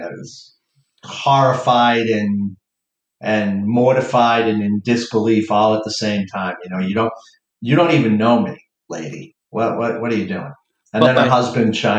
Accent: Boston, Massachusetts, United States; we're from Boston.

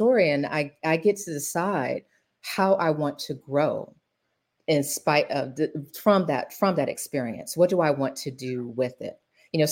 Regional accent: Macon, Georgia, United States; growing up in Macon

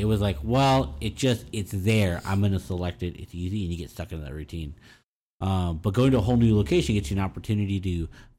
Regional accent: Austin, Texas, United States; I'm from Austin

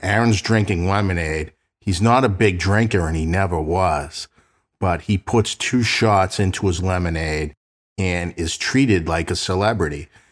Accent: Boston, Massachusetts, United States

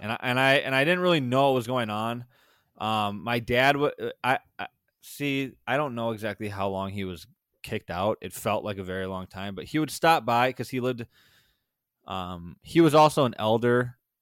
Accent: Sauk Prairie, Wisconsin, United States; born or raised there; also born or lived in Madison, Wisconsin / Waunakee, Wisconsin

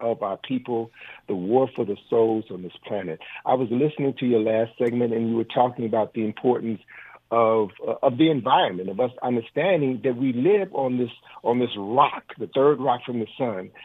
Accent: Chicago, Illinois, United States; now, I'm from Chicago

